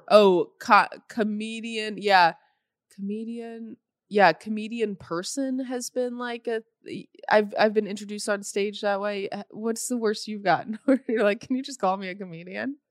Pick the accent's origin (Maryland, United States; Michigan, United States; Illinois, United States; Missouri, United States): Illinois, United States; Normal; now in Los Angeles, United States; I'm from Normal